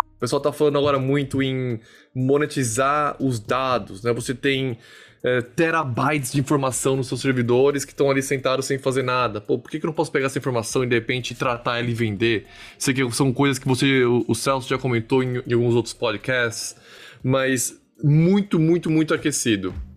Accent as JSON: {"language": "Portuguese", "country": "Brazil", "also_born_or_lived": "Portugal", "moved": "as an adult", "lives_now": "United States", "said": "eu saí do Brasil falando um inglês ok"}